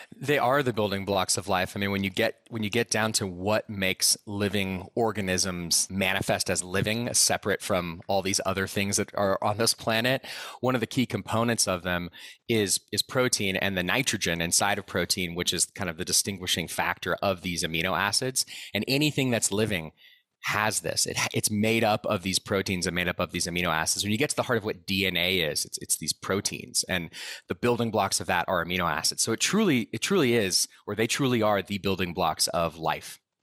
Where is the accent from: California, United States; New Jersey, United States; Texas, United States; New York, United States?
Texas, United States; Austin; now in Boulder, United States; I grew up in Austin, Texas.